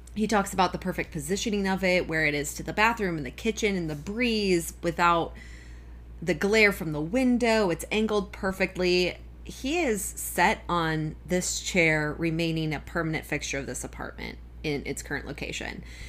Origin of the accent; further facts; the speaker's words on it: Kalamazoo, Michigan, United States; also born or lived in Arizona; I consider Kalamazoo more where I grew up than I do Arizona